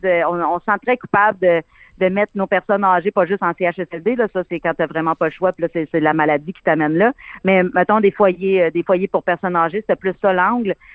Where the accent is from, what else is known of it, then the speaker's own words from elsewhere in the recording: Abitibi, Quebec, Canada; j'ai été élevée avec mes grands-parents, puis euh, mon arrière-grand-mère venait toujours passer les étés chez nous